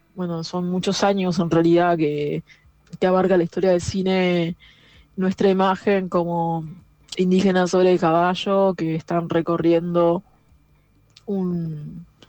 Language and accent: Spanish; San Isidro, Buenos Aires Province, Argentina; yo nací en San Isidro